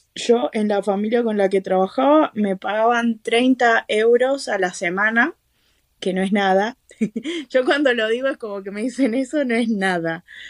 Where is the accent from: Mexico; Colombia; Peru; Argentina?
Argentina; moved away as an adult; now in Ireland; yo estuve en Argentina, que es de donde soy